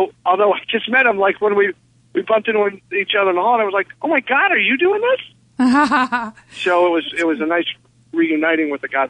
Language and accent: English; Bethlehem, Pennsylvania, United States; I'm from Bethlehem, yes.